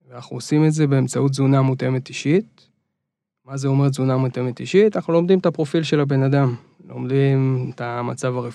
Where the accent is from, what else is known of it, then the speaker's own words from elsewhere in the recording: Reut, Central District, Israel; now in Tel Aviv, Israel; נולדתי בארץ, גרתי בארץ רוב החיים. למעט איזה תקופה בארצות הברית